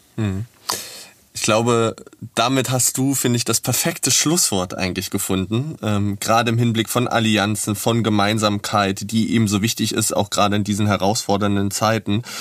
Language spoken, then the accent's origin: German; Berlin, Germany; für mich als Berliner